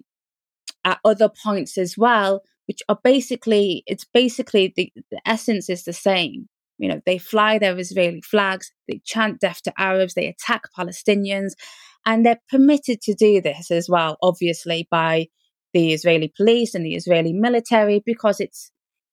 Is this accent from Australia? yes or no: no; United Kingdom; I was born in Britain